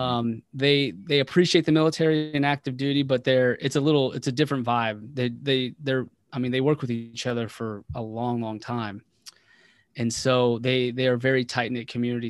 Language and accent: English; Waldorf, Maryland, United States; moved away as an adult; also born or lived in West Virginia; I was raised primarily in Waldorf, Maryland